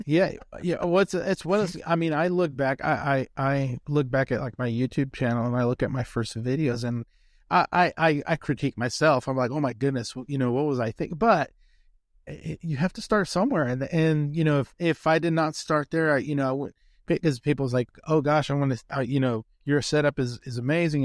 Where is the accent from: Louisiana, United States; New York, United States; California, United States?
California, United States; moved away as an adult; now in Texas, United States; I grew up in California